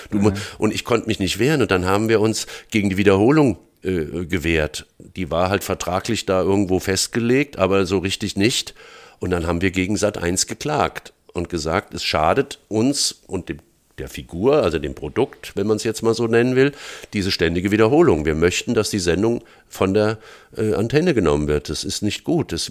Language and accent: German; Frankfurt, Hesse, Germany; born there; accent: Hessian; weil das bin ich und ich rede auch hessisch, bin in Frankfurt geboren und so weiter.